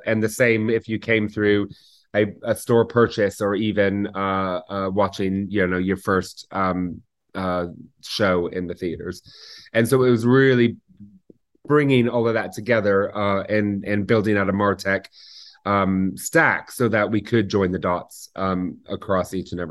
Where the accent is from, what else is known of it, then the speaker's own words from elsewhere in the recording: Seattle, Washington, United States; moved away as an adult; also born or lived in New York; now in United Kingdom; I was born in New York, just outside of the city, and lived there until I was 7 years old. And as a family, we moved out to Seattle, Washington, and raised in Seattle. So finished schooling and university in Seattle and started my first job there.